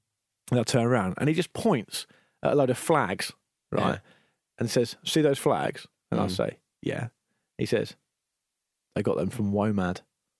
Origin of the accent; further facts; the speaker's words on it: Portsmouth, South East England, United Kingdom; I said, I'm from Portsmouth.